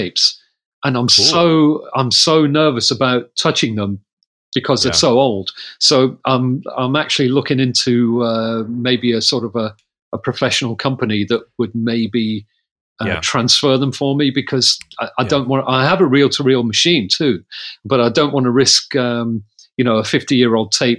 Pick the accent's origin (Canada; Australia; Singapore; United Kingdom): United Kingdom; Coventry, West Midlands; I was from Coventry